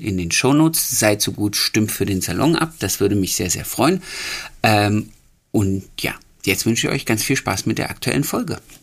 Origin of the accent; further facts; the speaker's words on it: Harz, Germany; ich komme ja aus dem Harz